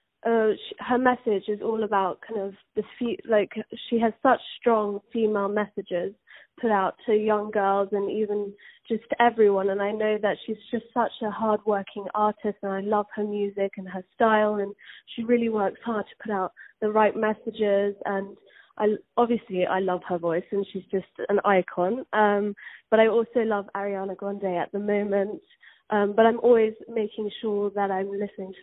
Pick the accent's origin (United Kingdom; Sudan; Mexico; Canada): United Kingdom; England; I'm from England, and as a young girl, I was always singing around the house